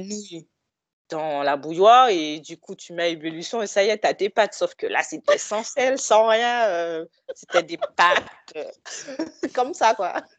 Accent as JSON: {"language": "French", "country": "Guadeloupe", "moved": "yes", "lives_now": "Villeneuve-le-Roi, France", "said": "je viens de la Guadeloupe"}